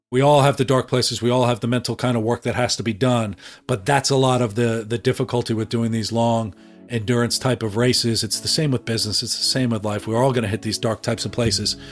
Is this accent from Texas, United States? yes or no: no; New York, United States; I grew up in New York